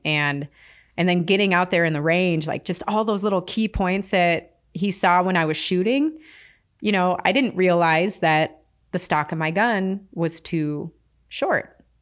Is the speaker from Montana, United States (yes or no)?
yes; Philipsburg, Montana, United States; I grew up in, you know, Phillipsburg, Montana, tiny little town, uh, with my grandmother